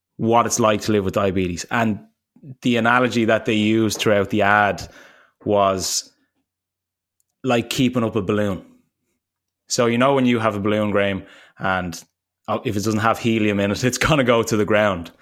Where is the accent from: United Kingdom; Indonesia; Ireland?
Ireland; also born or lived in United States; when I came home from the States after, like, two years, I hadn't seen my parents in probably, like, a year and a half or something. And I was coming to land in Dublin